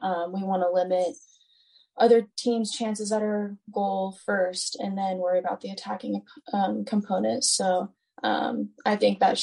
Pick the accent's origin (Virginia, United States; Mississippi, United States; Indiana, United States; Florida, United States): Virginia, United States; Stafford; moved away; I'm from Stafford, Virginia. It's pretty close to DC